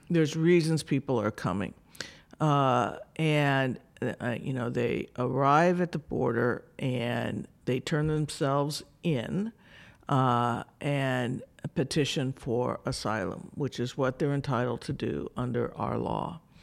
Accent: New Mexico, United States; moved away as an adult; also born or lived in Arizona; I grew up in New Mexico.

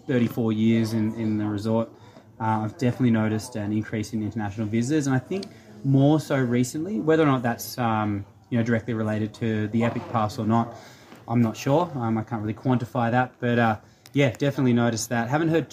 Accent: Jindabyne, New South Wales, Australia; I grew up in Perisher. I grew up in Jindabyne. My dad worked here for nearly 40 years.

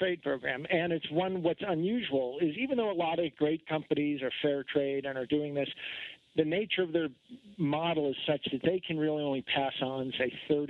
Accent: New England, United States; now in Utah, United States; I'm from Vermont, New Hampshire, and Connecticut. And actually, I lived right outside Boston when I was a little kid.

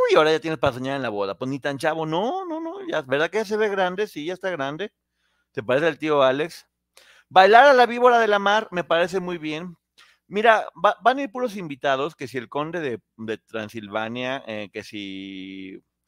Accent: Mexico; seguimos siendo mexicanos

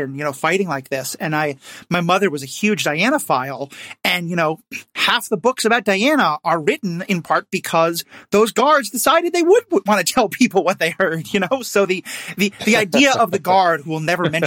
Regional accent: New York City, New York, United States; I grew up in New York City, where Shakespeare in the Park, which is totally free, was a thing

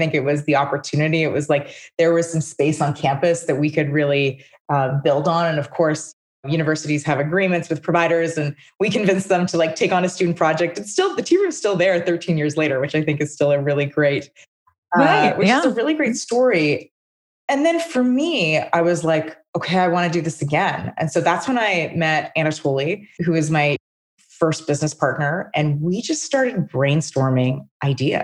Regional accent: Calgary, Alberta, Canada; also born or lived in Regina, Saskatchewan; I was born in Calgary.

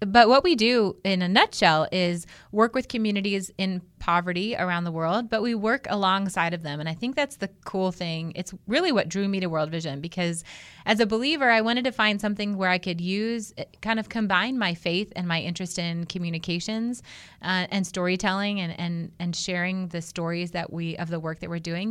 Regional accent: Outside of Cleveland, Ohio, United States; moved away; I was grew up in Ohio, though I'm a Midwest girl at heart

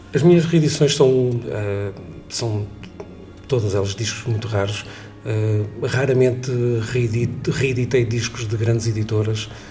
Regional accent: Leça da Palmeira, Porto District, Portugal; eu sou de Lessa da Palmeira, um bocadinho fora do Porto

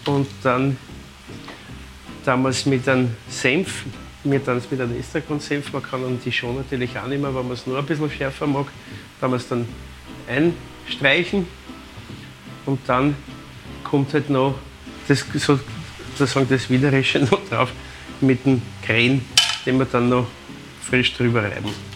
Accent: Vienna, Austria; bei uns in Wien sind wir halt bekannt für unseren Erdäpfelsalat

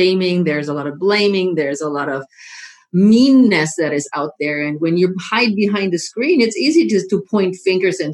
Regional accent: Germany; now in United States; I am originally from Germany

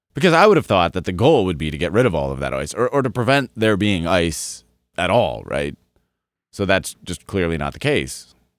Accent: Colorado, United States; I grew up in Colorado

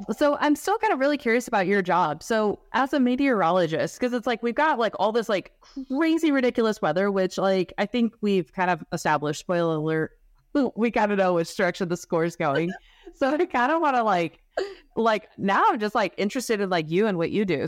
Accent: Utah, United States; growing up in Utah

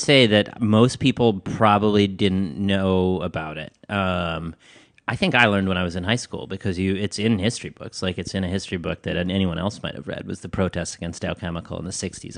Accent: Midland, Michigan, United States; moved away; also born or lived in Ames, Iowa / New York City; I grew up in Midland, Michigan. Uh, I was born in Ames, Iowa. Uh, when I was two, my family moved to Midland, Michigan

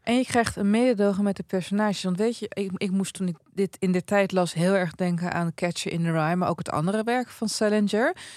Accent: Twente, Overijssel, Netherlands; ik kom uit Twente

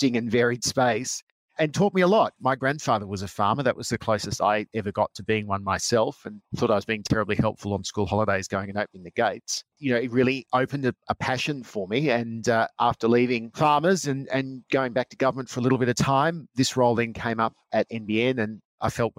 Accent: Geelong, Victoria, Australia; moved away as an adult; also born or lived in Canberra; now in Sydney, Australia; I grew up in Geelong

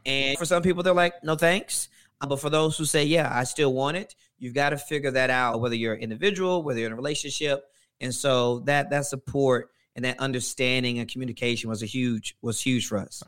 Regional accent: Louisiana, United States; now in Atlanta, United States; I'm originally from Louisiana, but Atlanta's home

